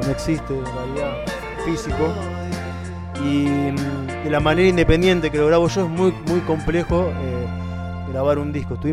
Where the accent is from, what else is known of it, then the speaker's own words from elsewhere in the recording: San Nicolás, Buenos Aires Province, Argentina; now in Buenos Aires, Argentina; 15 años que estoy